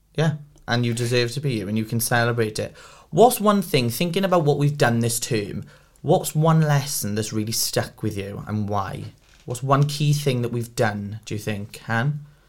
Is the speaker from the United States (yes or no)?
no; Port Talbot, Wales, United Kingdom; I'm from Port Talbot, I'm literally from down the road